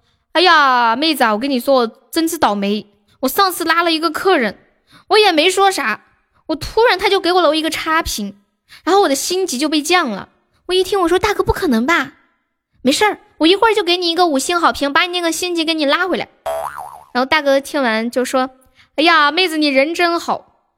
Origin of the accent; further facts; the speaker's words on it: Karamay, Xinjiang, China; 嗯，新疆的…，我是来自新疆克拉玛的